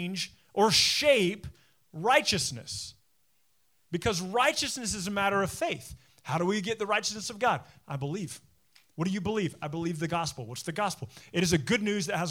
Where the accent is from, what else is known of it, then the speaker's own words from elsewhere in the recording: United States; Being an American Christian